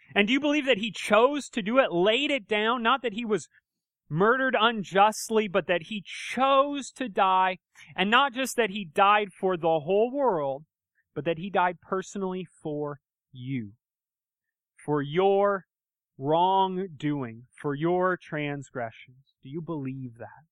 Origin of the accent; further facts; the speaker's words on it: United States; I grew up in America, right? And, uh, I've lived here my whole life